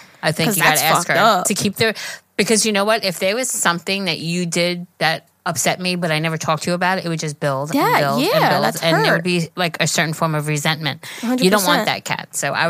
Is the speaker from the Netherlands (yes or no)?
yes; Netherlands; now in Belgium; We're from the Netherlands, and I'm living in Belgium right now.